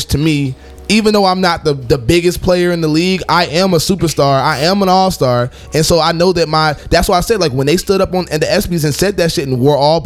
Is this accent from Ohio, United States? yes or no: yes; Ohio, United States; I'm from Ohio